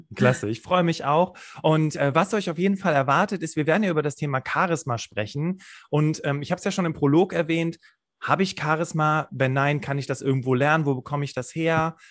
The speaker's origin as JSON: {"language": "German", "region": "Rhineland", "country": "Germany", "said": "wir kommen ja beide aus dem Rheinland"}